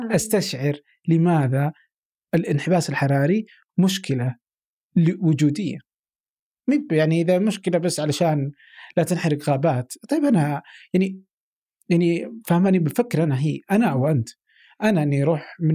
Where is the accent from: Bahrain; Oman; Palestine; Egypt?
Oman; أقدر كعماني أقدر أفهم أكثر